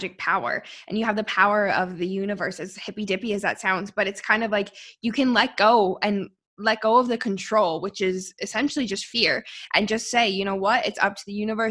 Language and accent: English; Canada; moved away as an adult; also born or lived in Sydney, Australia; my hometown. Like, I'm in the mountains.